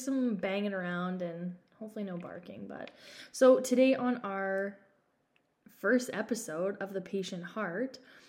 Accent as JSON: {"language": "English", "town": "Dryden", "region": "Ontario", "country": "Canada", "tie": "born or raised there", "said": "I grew up in a small town called Dryden, Ontario"}